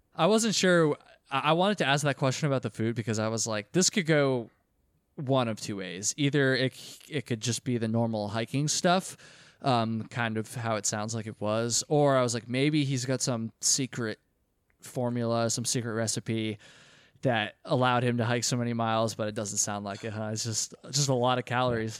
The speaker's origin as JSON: {"language": "English", "region": "Vermont", "country": "United States", "tie": "born or raised there", "said": "Vermont, my home state."}